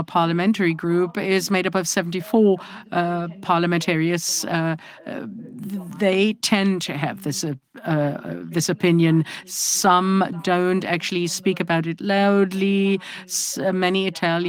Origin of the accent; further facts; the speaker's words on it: Eschwege, Hesse, Germany; I live in Eschwege, was born there and grew up there